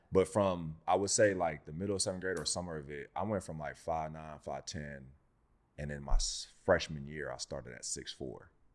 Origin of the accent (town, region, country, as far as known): Inland Empire, California, United States